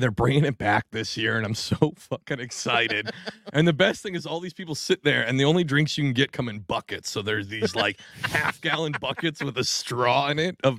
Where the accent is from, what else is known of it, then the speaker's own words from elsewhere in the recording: New Jersey, United States; as a dude from the Jersey area